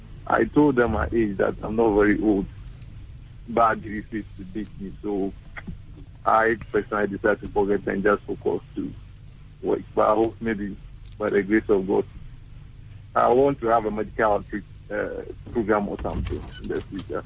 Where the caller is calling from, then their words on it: Accra, Greater Accra, Ghana; I'm …, calling from Accra.